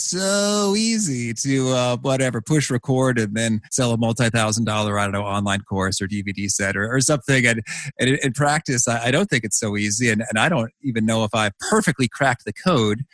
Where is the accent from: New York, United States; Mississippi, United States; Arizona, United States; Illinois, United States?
Illinois, United States; Danville; when I was just a kid growing up in Danville, Illinois